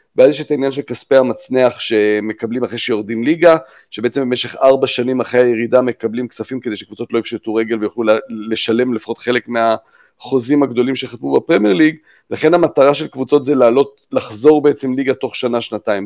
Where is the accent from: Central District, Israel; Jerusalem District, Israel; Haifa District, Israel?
Jerusalem District, Israel; Jerusalem; אנחנו בירושלים גדלנו כולנו